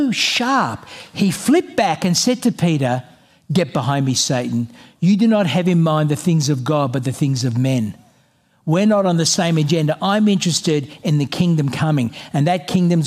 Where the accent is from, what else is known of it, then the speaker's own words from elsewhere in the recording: Australia; I'm an Australian